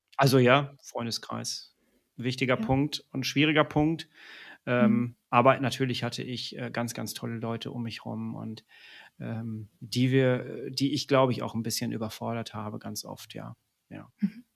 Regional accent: Ruhr area, North Rhine-Westphalia, Germany; ich komme aus dem Ruhrpott, wir sind nicht weit weg voneinander. Du kennst die Mentalität hier im Ruhrpott

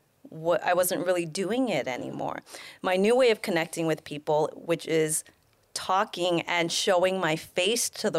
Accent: San Carlos, California, United States; I was born in the Bay Area, San Carlos

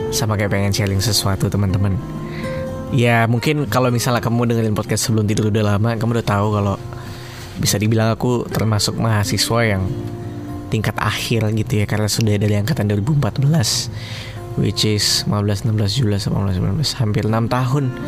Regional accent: Kalimantan, Indonesia; moved away; Aku dari Kalimantan

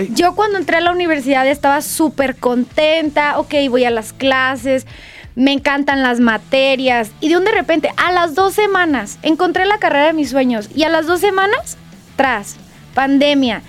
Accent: Guadalajara, Jalisco, Mexico; yo soy de Guadalajara, me encanta mi ciudad

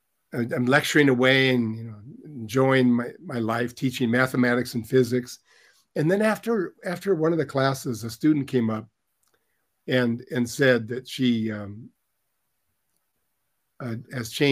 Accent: Lakewood, Washington, United States; I grew up in Lakewood, Washington

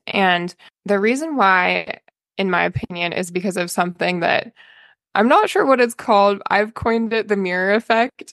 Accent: Albany, Oregon, United States; I'm from Oregon. I went to West Albany High School

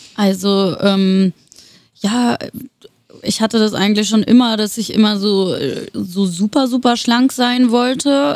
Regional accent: Würzburg, Bavaria, Germany; moved away as an adult; also born or lived in Wiesbaden, Hesse; now in Berlin, Germany; Ich habe zehn Jahre in Hessen gewohnt, in der Nähe von Wiesbaden. Also ich bin auch in Wiesbaden geboren. Und äh, die anderen zehn Jahre meines Lebens habe ich dann in Würzburg in Bayern verbracht

